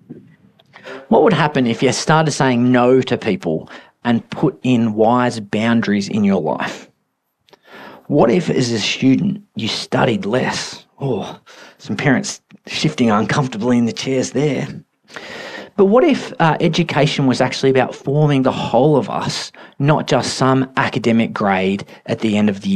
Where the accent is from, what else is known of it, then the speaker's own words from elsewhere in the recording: Australia; We're so Australian